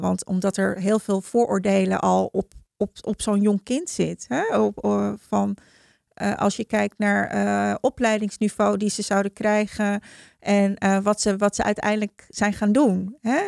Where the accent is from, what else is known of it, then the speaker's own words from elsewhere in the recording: Heemstede, North Holland, Netherlands; also born or lived in Haarlem; ik kom uit Heemstede.